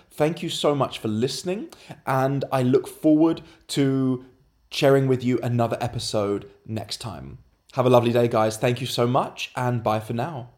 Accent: London, United Kingdom; moved away; Currently in London, my hometown

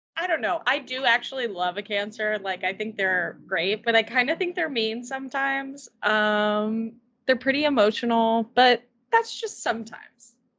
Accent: Columbus, Indiana, United States; moved away; the older I get and the further removed I am from Columbus

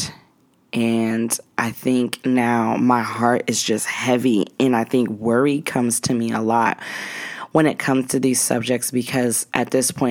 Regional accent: Cheyenne, Wyoming, United States; I grew up in Cheyenne, Wyoming

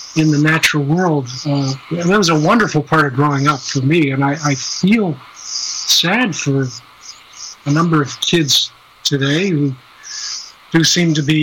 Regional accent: Midwest, United States; I grew up in the Midwest

